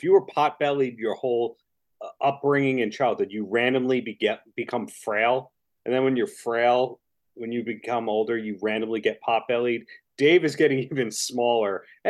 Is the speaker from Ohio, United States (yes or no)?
yes; Ohio, United States; I'm from Ohio. I know what that is.